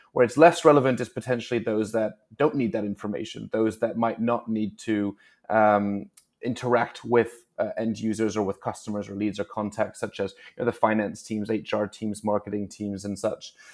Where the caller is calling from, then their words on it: New York City, New York, United States; I'm calling in from, actually, cloudy New York City, New York today.